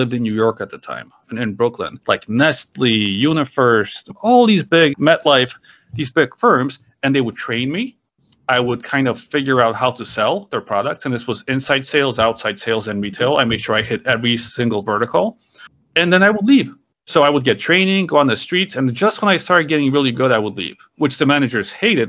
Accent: Poland; moved away; I was born in Poland. It was a communist country back then.

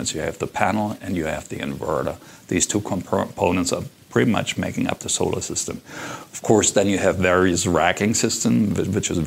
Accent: Germany; moved away as an adult; now in Las Vegas, United States; I'm from Germany. And I used to have a software company in Germany.

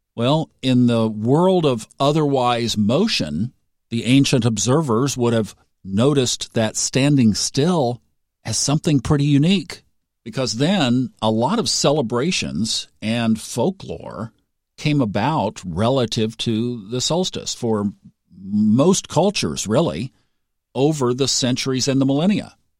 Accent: Tulsa, Oklahoma, United States; moved away; I grew up in Tulsa, which was the northeastern corner of Oklahoma

